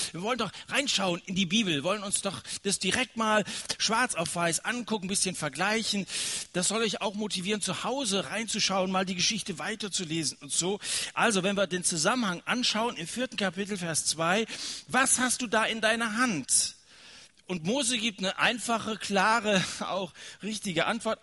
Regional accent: Germany; wir als Deutsche

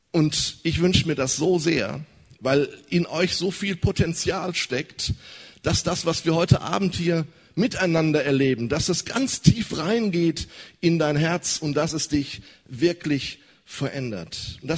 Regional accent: North Rhine-Westphalia, Germany; Wow, ich komme aus dem Ruhrgebiet.

